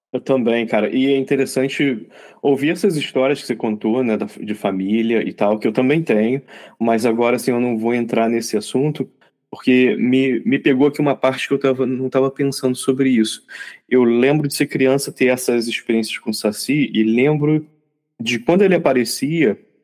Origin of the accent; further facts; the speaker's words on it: Rio de Janeiro, Brazil; crescendo no Rio de Janeiro